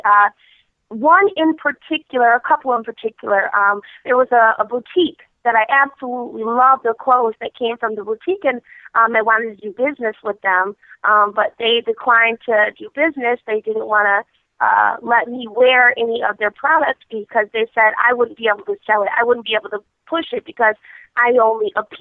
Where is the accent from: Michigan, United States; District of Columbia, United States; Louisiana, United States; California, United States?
Michigan, United States; I'm from Michigan